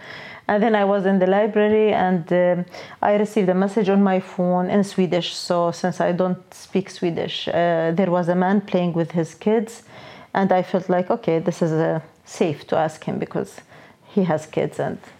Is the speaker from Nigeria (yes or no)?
no; Jordan; moved away as an adult; now in Lund, Sweden; From Jordan.